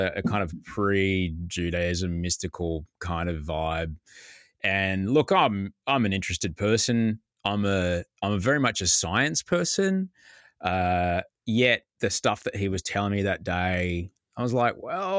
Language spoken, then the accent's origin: English; Brisbane, Queensland, Australia; growing up in Brisbane